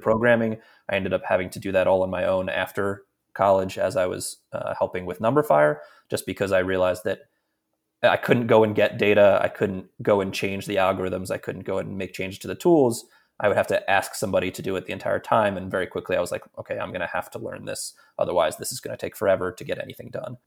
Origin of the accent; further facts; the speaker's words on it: Philadelphia, Pennsylvania, United States; moved away; I'm from Philadelphia originally